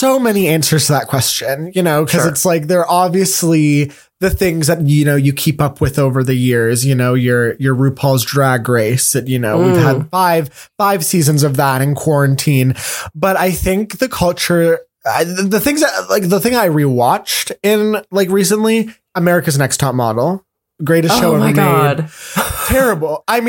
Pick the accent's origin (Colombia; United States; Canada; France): Canada; Montreal, Quebec; Because I came from Montreal, Toronto. And they were always like, oh, he's from Montreal.